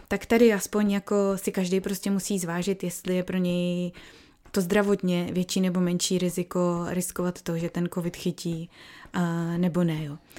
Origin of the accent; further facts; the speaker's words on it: Czechia; now in New South Wales, Australia; jako jsme my Češi